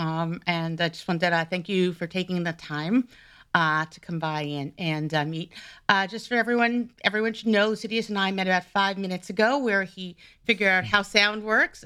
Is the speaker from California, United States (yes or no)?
no; New York, United States; I'm originally from New York